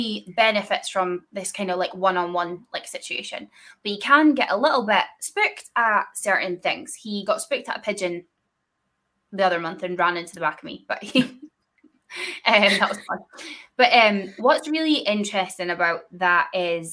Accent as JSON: {"language": "English", "region": "Scotland", "country": "United Kingdom", "said": "I'm from Scotland"}